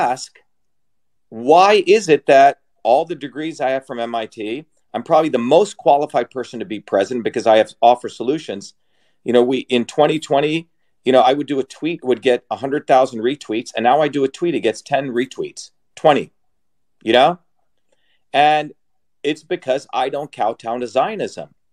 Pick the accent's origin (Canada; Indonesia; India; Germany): India; moved away; I come from an Indian background. I was born in India